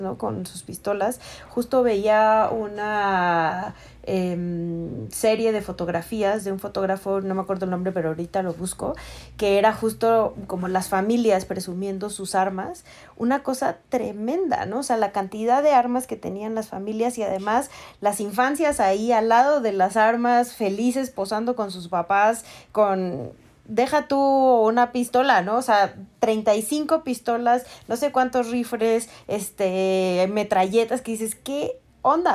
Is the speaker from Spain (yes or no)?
no; Mexico City, Mexico; yo soy de Coyoacán